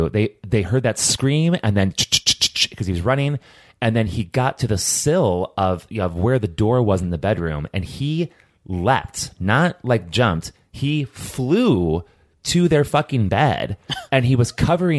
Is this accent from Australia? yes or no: yes; Hobart, Tasmania, Australia; which is in the hometown where I grew up in Hobart, things happen there, man.